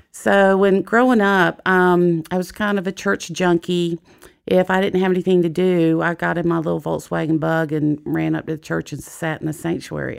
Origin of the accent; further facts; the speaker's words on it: Jacksonville, Florida, United States; I was, I was born in Jacksonville, Florida